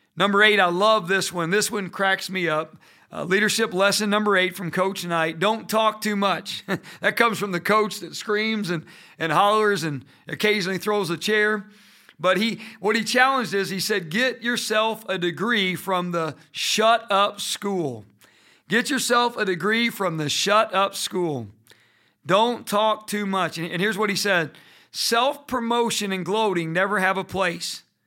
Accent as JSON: {"language": "English", "region": "Indiana", "country": "United States", "tie": "born or raised there", "said": "Growing up in Indiana, we played basketball all year long"}